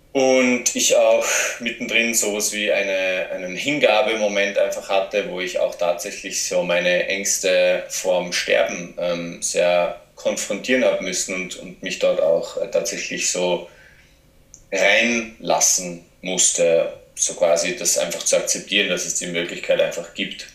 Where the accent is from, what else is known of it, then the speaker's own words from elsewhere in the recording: south-east Austria, Austria; accent: Austrian; also born or lived in Graz / Portugal; ich komme ursprünglich aus einem kleinen Ort im Südosten von, von Österreich und bin dort aufgewachsen